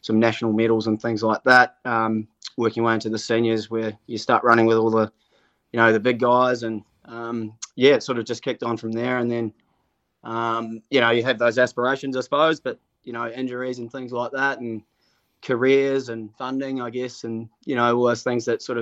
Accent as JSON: {"language": "English", "region": "Auckland", "country": "New Zealand", "tie": "born or raised there", "said": "I grew up in Murray's Bay and went to Rangitoto High School"}